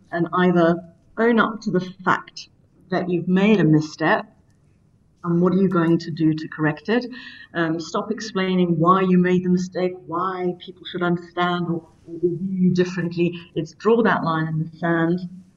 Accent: South Africa; as a South African

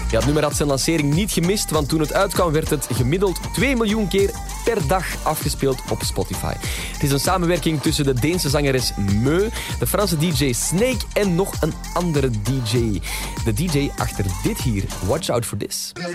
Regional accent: Belgium; wij Belgen

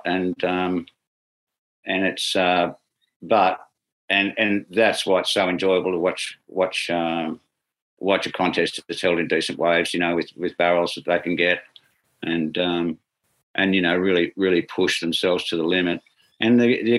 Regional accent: Sydney, New South Wales, Australia; I grew up in Sydney, and my roots were here

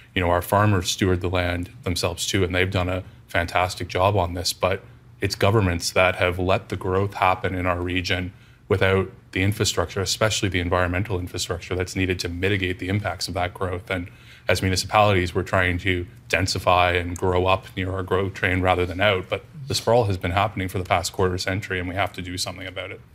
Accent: Bradford West Gwillimbury, Ontario, Canada; growing up in Bradford, West Gullinbury, we're the carrot capital of Canada

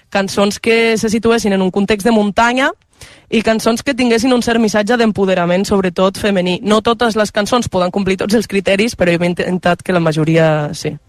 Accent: Val d'Aran, Catalonia, Spain; first language Aranese; Catalan is a second language; els aranesos som una mica terra de ningú i de tothom

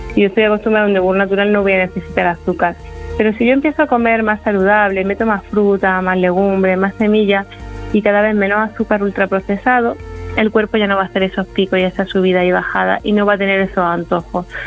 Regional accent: Andalusia, Spain; yo soy andaluza

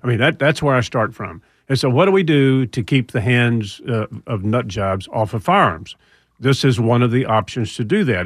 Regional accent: Houston, Texas, United States; I'm from Houston

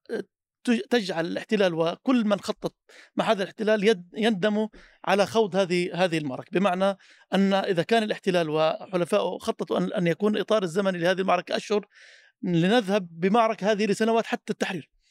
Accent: Palestine; تنقل واقعنا كفلسطينيين

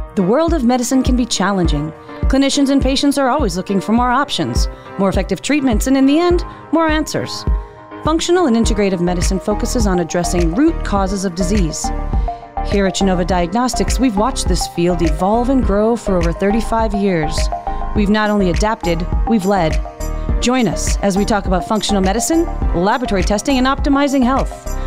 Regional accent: Northeast, United States; I'm from the Northeast

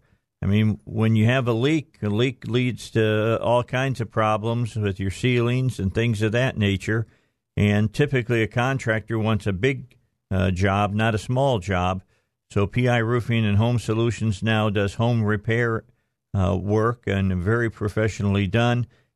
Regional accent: Cabot, Arkansas, United States; my hometown of Cabot.

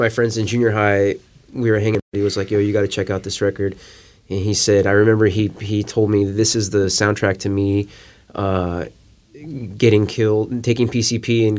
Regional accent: Tucson, Arizona, United States; I grew up in Tucson, same place as Eric

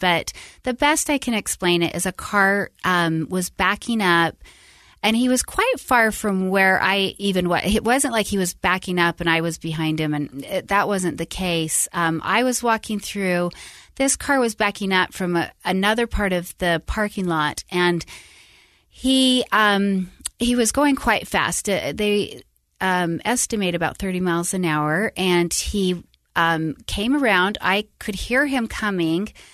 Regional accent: Salt Lake City, Utah, United States; moved away as an adult; also born or lived in Tucson, Arizona / Sacramento, California; I grew up in Utah, um, born and raised Salt Lake

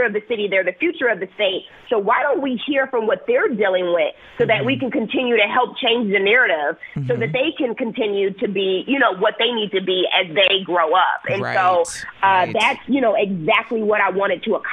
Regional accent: Milwaukee, Wisconsin, United States; moved away as an adult; also born or lived in Bay Area, California / Chicago; I was born and raised in Milwaukee

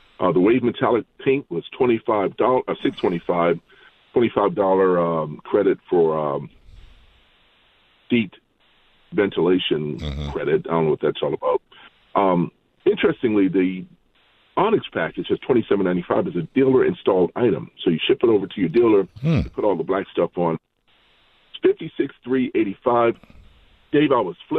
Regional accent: Maryland, United States; my home state of Maryland

